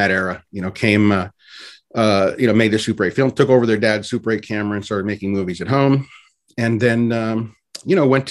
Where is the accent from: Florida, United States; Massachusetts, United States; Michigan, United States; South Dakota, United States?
Florida, United States; Orlando; also born or lived in Havana, Cuba; I was born originally in Havana, Cuba, and left as a baby. My parents got me out of there. And then I grew up in Orlando, Florida